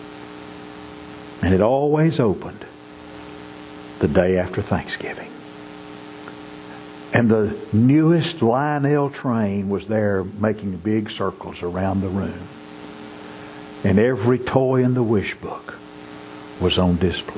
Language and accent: English; Marshall, Texas, United States; growing up in Marshall, Texas